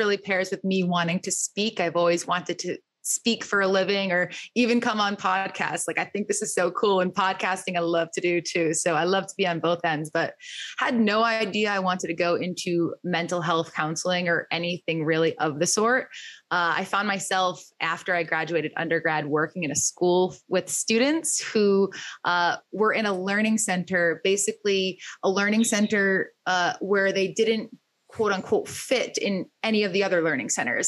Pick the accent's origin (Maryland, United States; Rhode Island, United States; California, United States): Rhode Island, United States; moved away as an adult; also born or lived in Boston; now in New York City, United States; born and raised in Rhode Island, made my way to Boston for a little bit, then landed in New York City after going to grad school here.